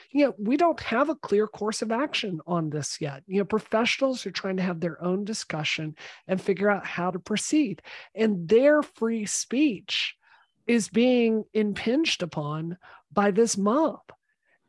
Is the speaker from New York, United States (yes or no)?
no; Mississippi, United States; now in Massachusetts, United States; I grew up in Mississippi.